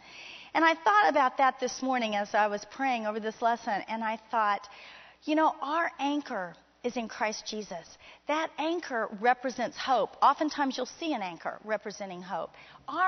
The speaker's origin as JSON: {"language": "English", "town": "Miami", "region": "Florida", "country": "United States", "tie": "born or raised there", "said": "I grew up in Miami, Florida"}